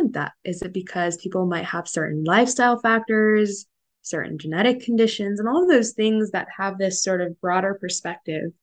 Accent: Northern California, United States; moved away as an adult; now in New York, United States; I was born and raised in Northern California and moved to the opposite coast, of course, for college at Columbia

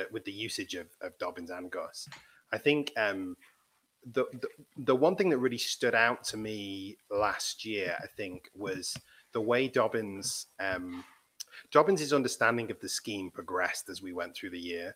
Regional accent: England, United Kingdom; being English

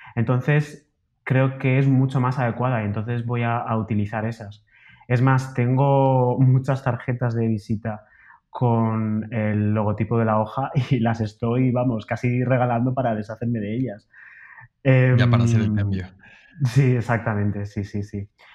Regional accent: Alicante, Valencian Community, Spain; now in Madrid, Spain; yo soy de Alicante, de una ciudad de la costa de, España

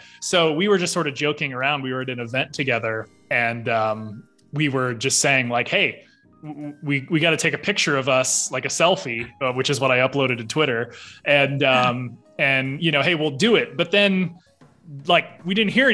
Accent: Fort Wayne, Indiana, United States; I was born and raised in Fort Wayne, Indiana, to my two parents

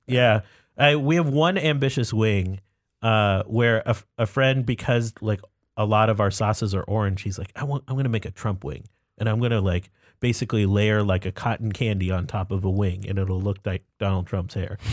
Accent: Buffalo, New York, United States; I was born in Buffalo, New York.

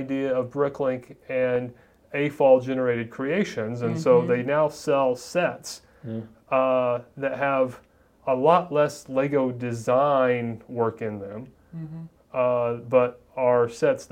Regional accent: Columbus, Indiana, United States; moved away; I grew up in Columbus, Indiana

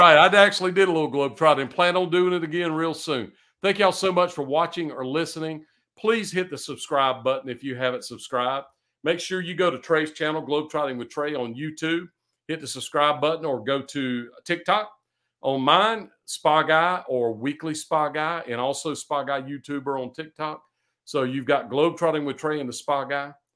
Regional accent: United States; I'm an American

